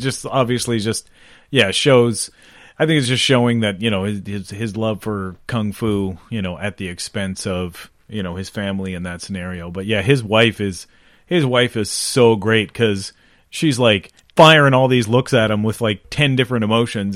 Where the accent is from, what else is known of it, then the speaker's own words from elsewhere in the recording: Sackville, Canada; we grew up in Sackville